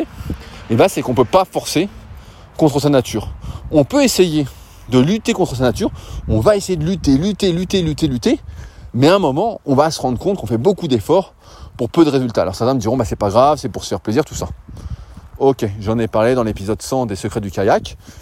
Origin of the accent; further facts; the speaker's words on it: France; nous, en tant que Français